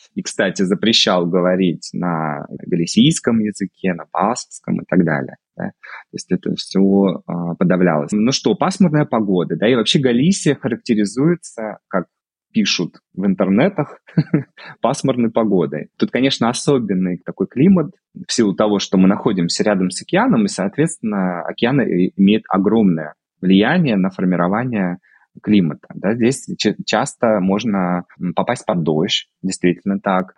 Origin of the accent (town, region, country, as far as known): Russia; moved away as an adult; also born or lived in Moscow, Russia; now in Vigo, Spain